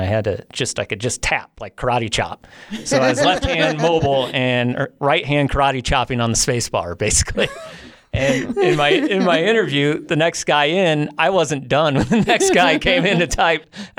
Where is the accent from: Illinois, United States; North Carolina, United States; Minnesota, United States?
Illinois, United States; You know, it started in the Midwest, and I came out to Colorado from the Midwest, like everyone in Illinois does.